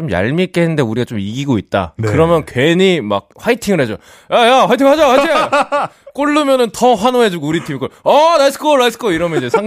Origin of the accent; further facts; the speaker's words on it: Seongnam, Gyeonggi Province, South Korea; 저는 분당에서 나왔습니다.